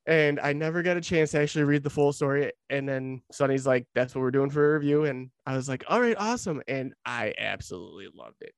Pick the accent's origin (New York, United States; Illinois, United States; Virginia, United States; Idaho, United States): Illinois, United States; Lockport; moved away; my old hometown of Lockport, Illinois